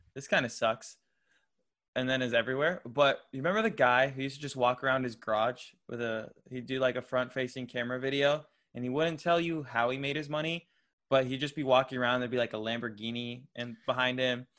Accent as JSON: {"language": "English", "region": "Florida", "country": "United States", "tie": "born or raised there", "said": "I grew up in Florida"}